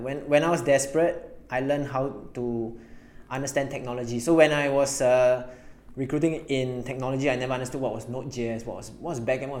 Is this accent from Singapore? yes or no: yes; Singapore; me being Singaporean